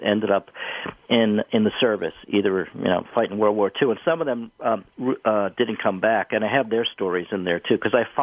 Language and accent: English; Garfield, New Jersey, United States; I learned the story at my father's knee, as anyone did growing up in Garfield, New Jersey